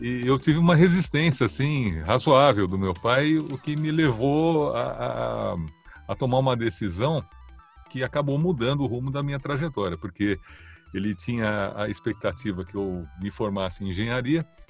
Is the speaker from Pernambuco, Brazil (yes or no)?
no; São Paulo, Brazil; Nasci em São Paulo, capital, perto da Juscelino Kubitschek, no Itainha